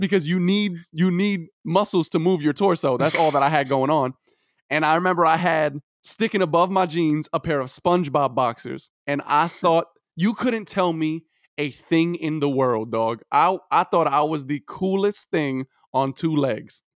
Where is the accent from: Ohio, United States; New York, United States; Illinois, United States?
New York, United States; New York City; I'm from Brooklyn, New York